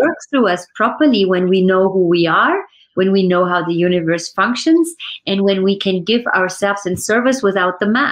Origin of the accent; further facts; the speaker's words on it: Germany; also born or lived in France; now in United States; I was born in Germany.